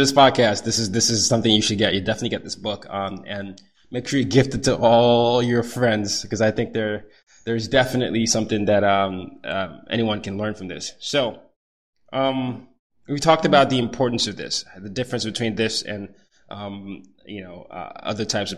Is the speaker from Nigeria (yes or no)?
yes; Nigeria; moved away; I grew up in Nigeria